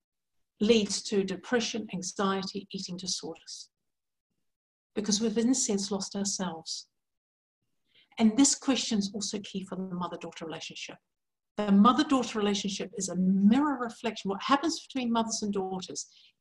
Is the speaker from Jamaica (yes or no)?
no; New Zealand; moved away as an adult; also born or lived in England; now in New Hampshire, United States; I'm actually originally from New Zealand. So I was born in New Zealand.